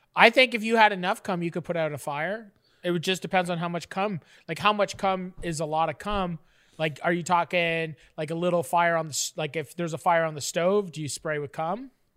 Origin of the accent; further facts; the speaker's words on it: Canada; I'm a Canadian